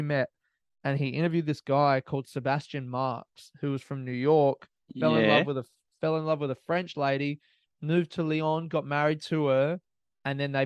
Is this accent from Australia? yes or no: yes; Australia; I'm an Australian comic